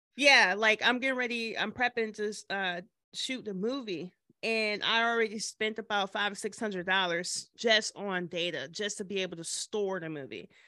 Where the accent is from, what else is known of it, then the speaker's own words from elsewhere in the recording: Michigan, United States; now in Nashville, United States; I'm originally from Michigan